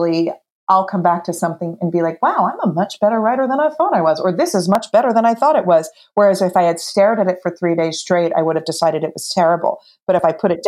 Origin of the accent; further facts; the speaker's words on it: New Jersey, United States; I'm from New Jersey